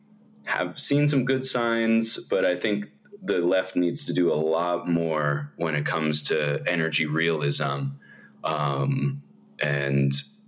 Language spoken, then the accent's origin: English; Bay Area, California, United States; also born or lived in Los Angeles; I grew up in the Bay Area